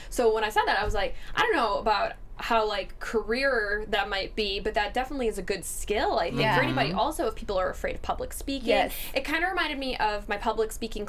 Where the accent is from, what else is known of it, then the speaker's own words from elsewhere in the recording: Ireland; I'm Irish.